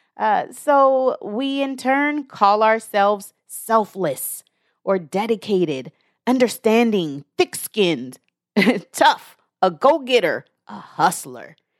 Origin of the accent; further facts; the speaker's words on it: the Northwest, Pacific Northwest, United States; I'm from the Northwest